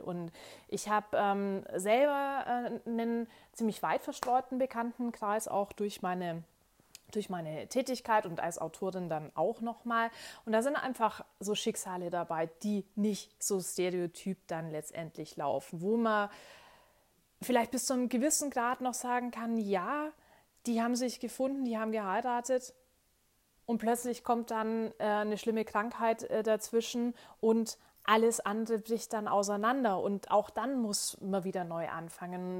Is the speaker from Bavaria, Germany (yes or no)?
yes; Bavaria, Germany; now in Munich, Germany; Ich bin äh, hier aufgewachsen